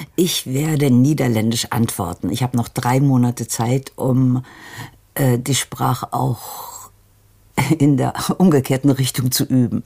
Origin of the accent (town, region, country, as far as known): Darmstadt, Hesse, Germany; born or raised there